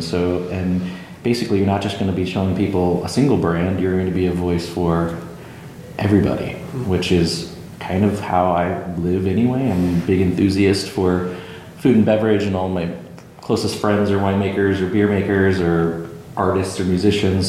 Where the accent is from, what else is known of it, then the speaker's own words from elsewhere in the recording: Kansas, United States; moved away as an adult; now in McMinnville, United States; I'm from Kansas originally